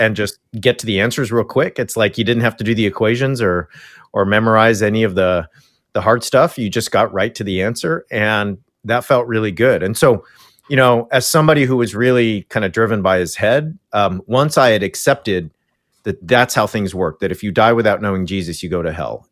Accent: Yorba Linda, California, United States; moved away; I grew up in Richard Nixon's church in his hometown.

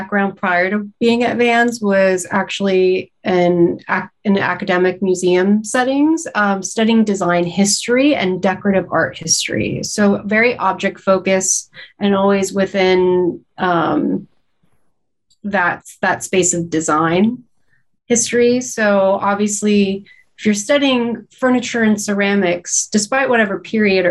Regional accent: Los Angeles, California, United States; moved away as an adult; I grew up in Southern California

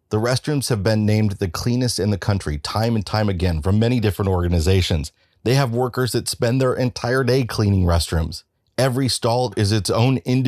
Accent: Midwest, United States; I'm from the Midwest, where if there's a convenience store chain that rises above all others, it's probably Quick Trip

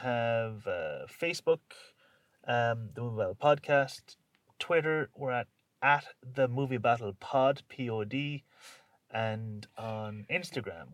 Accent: Ireland; And obviously we're Irish, so we're not British

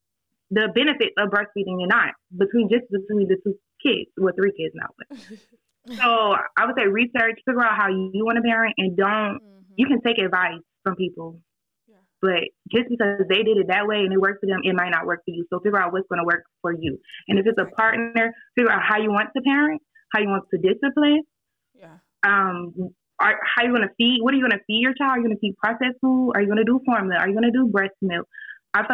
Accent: Savannah, Georgia, United States; Savannah. Oh. Aren't y'all there?

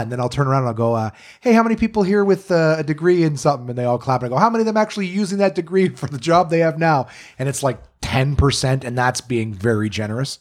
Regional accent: Ottawa, Ontario, Canada; born or raised there; also born or lived in North Bay, Ontario

